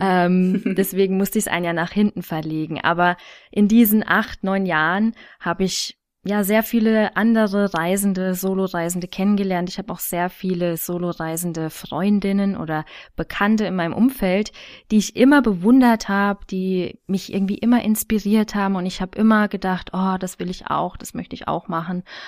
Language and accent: German; Thuringia, Germany; moved away as an adult; now in Munich, Germany; Ursprünglich stamme ich aus Thüringen